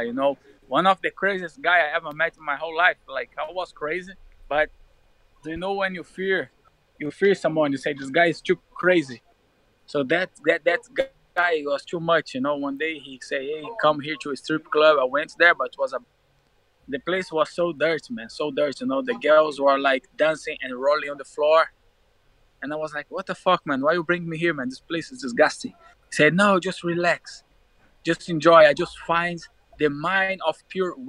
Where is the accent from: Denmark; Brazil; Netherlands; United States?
Brazil; Rio de Janeiro; English is a second language; moved away as an adult; also born or lived in Minas Gerais / Milan, Italy; now in London, United Kingdom; I grew up in Rio de Janeiro